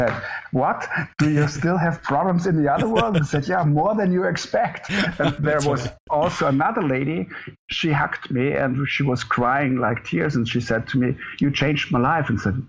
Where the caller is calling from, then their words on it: Munich, Bavaria, Germany; I'm calling from Munich, the south part of Germany.